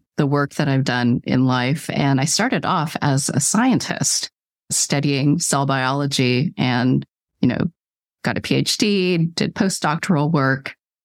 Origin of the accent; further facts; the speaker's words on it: California, United States; I was born in California